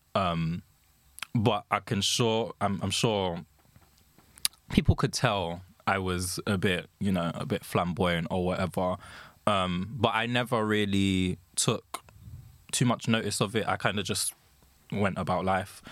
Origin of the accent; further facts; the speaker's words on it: London, United Kingdom; I'm from London